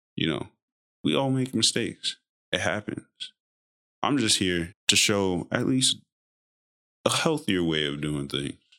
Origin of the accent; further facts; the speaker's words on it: United States; we as American